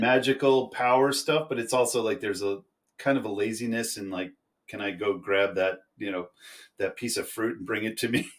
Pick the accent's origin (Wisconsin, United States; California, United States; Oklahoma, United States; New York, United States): New York, United States; I'm from New York